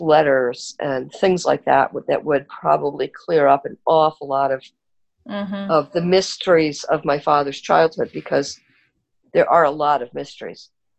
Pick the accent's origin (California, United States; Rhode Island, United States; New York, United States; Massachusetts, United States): New York, United States; Westbury; we were living in this very small house in Westbury, Long Island.